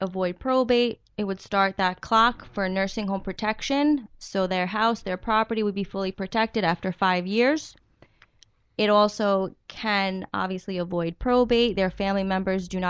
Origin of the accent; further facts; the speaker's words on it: New York City, New York, United States; I grew up in Queens, Floral Park